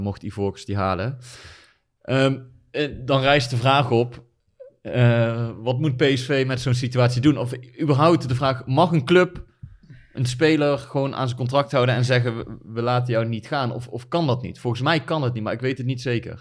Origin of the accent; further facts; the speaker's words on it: Netherlands; wij houden als Nederlanders